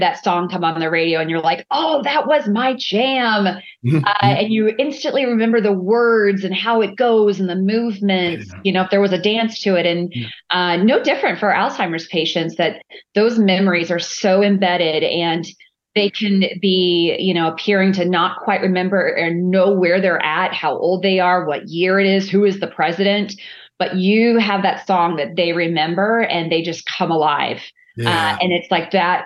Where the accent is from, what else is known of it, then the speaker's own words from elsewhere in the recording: Orlando, Florida, United States; Born and raised in Orlando, Florida. I think third generation Orlandian